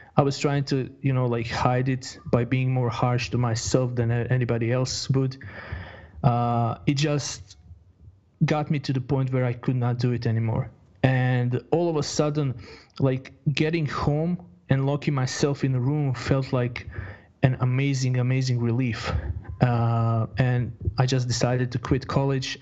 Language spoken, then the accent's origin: English; Croatia; moved away as an adult; also born or lived in Bosnia and Herzegovina; now in Sweden; I was I was born in Bosnia in uh, 1985, mm-hmm. and uh, after after living in a war zone, so early 90s, 91, I moved to uh, 91 or early 92. I'm not I'm not 100% sure, but I moved then to uh, to Croatia.